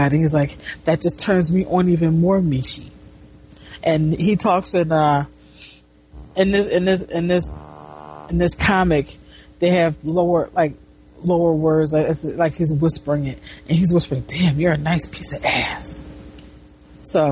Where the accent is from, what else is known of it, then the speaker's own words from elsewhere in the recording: United States; I'm an American